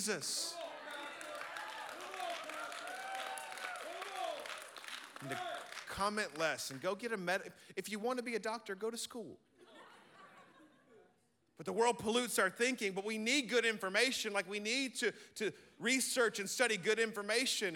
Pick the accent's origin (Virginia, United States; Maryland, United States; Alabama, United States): Alabama, United States; Birmingham; I'm from Birmingham, Alabama, and we're not brilliant, but we love the Lord